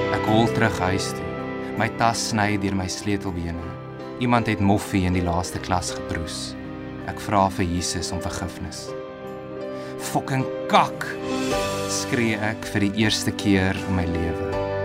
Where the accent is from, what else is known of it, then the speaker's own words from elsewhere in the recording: Bloemfontein, Free State, South Africa; moved away as an adult; also born or lived in Pretoria / Stellenbosch / Australia; now in Potchefstroom, South Africa; ek is in Pretoria gebore, grootgeword in Bloemfontein